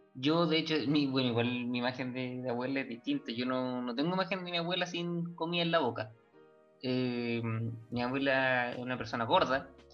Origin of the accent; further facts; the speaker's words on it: Chile; uno que es chileno